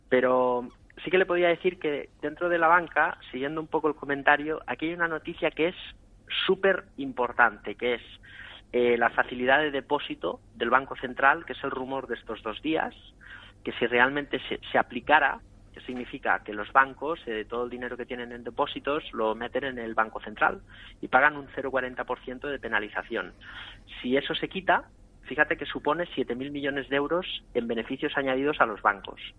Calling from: Madrid, Community of Madrid, Spain; Buenas tardes, soy … de Madrid.

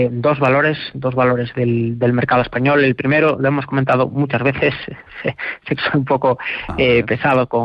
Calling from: Alcalá de Henares, Community of Madrid, Spain; de Alcalá de Henares.

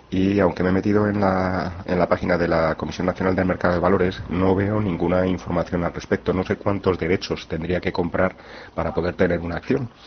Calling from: Madrid, Community of Madrid, Spain; Hola, buenos días. … de Madrid.

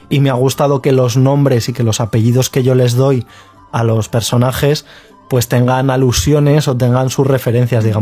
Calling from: Argentina; de Argentina

